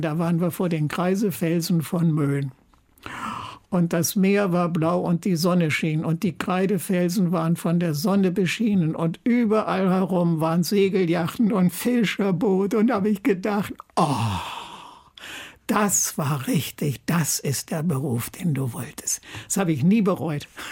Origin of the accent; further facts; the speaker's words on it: Germany; moved away; also born or lived in Eiderstedt; ich bin an einer Talsperre aufgewachsen im Harz